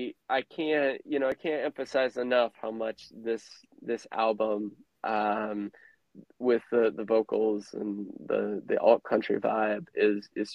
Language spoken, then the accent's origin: English; Midwest, United States; I grew up in the Midwest